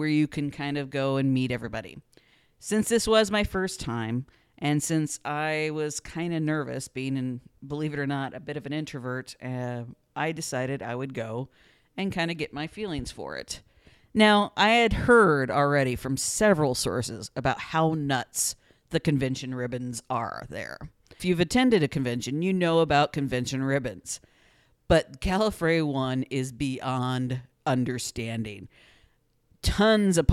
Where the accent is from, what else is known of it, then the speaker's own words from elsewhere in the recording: near St. Louis, Missouri, United States; I grew up near St. Louis